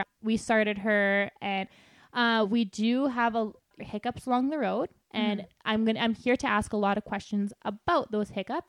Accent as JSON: {"language": "English", "town": "Lac La Biche", "region": "Alberta", "country": "Canada", "tie": "born or raised there", "said": "I grew up in Lac La Biche, and there was only, I think, one or two other girls that actually barrel raced in my whole school."}